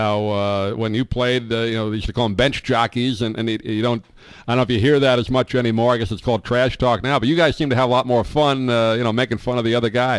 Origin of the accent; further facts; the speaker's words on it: New York, United States; I grew up in New York.